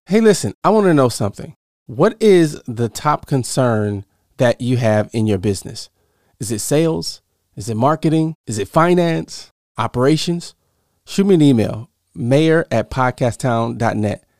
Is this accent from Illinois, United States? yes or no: yes; Southern Illinois, United States; moved away as an adult; also born or lived in Appleton, Wisconsin; I'm originally from Southern Illinois